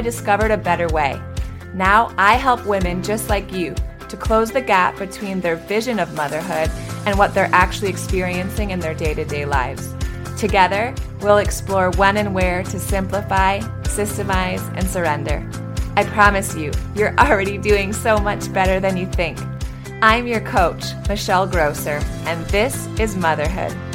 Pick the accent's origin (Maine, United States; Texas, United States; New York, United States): Maine, United States; Northern; now in Miami, United States; I grew up in Northern Maine, right on the border of Canada